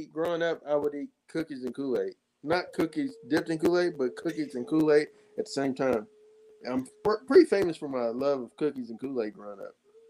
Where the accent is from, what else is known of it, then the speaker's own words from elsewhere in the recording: Kentucky, United States; we're from Kentucky.